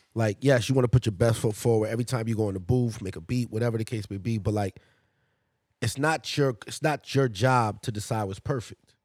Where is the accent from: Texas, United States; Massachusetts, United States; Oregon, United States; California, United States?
Massachusetts, United States; I grew up in Massachusetts, a lot of Irish.